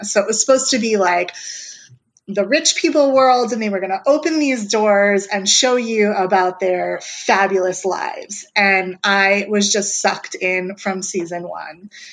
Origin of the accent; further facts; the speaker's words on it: New York, United States; I was from New York